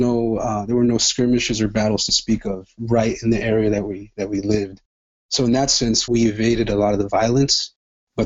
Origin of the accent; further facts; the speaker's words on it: Los Angeles, California, United States; born or raised there; also born or lived in El Salvador